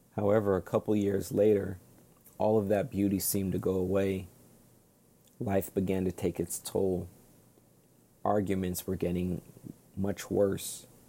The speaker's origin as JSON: {"language": "English", "region": "Hawaii", "country": "United States", "tie": "born or raised there", "also_born_or_lived": "Brooklyn, New York", "moved": "yes", "said": "I was born in Hawaii, which is known as the rainbow state"}